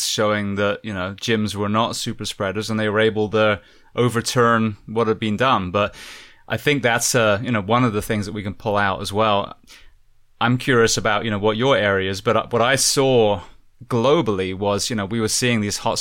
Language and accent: English; Bath, South West England, United Kingdom; I'm born and bred in Bath area